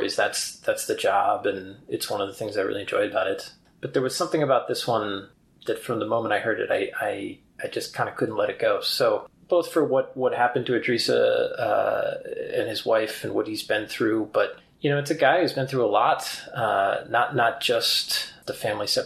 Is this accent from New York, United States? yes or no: yes; upstate New York, United States; also born or lived in New Hampshire; now in Colorado, United States; I grew up in the Northeast in upstate New York